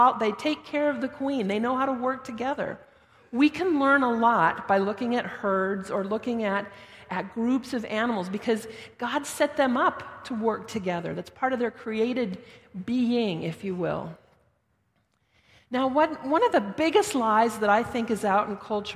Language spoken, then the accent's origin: English; Denver, Colorado, United States; now in Thorold, Canada; I'm from out west. I was born and raised in Denver